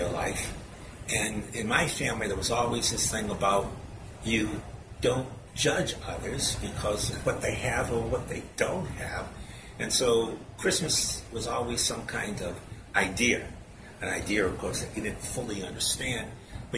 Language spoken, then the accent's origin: English; New Bedford, Massachusetts, United States; I grew up in New Bedford